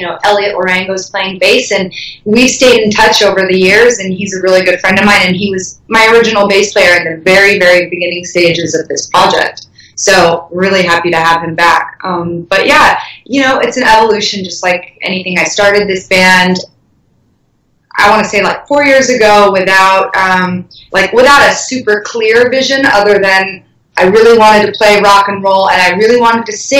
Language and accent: English; Carlsbad, Encinitas and Oceanside, California, United States; also born or lived in Eastern Europe; I'm a California girl. I was born in Eastern Europe, but I grew up near Carlsbad and Encinitas and Oceanside.